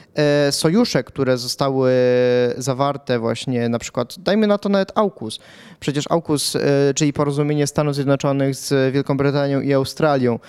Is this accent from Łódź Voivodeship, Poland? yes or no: no; Pułtusk, Masovian Voivodeship, Poland; urodziłem się w Półtusku